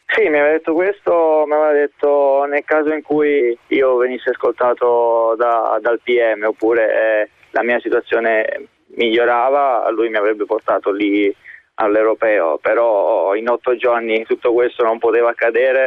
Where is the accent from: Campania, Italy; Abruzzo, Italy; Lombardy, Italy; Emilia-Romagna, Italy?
Campania, Italy; Naples; moved away as an adult; now in Russia; da napoletano